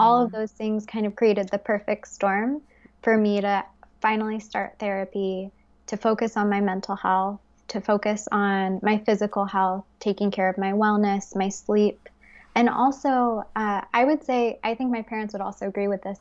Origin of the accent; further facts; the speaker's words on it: Fort Worth, Texas, United States; moved away as an adult; also born or lived in United Kingdom / Bali, Indonesia; now in Paris, France; I grew up in Fort Worth, Texas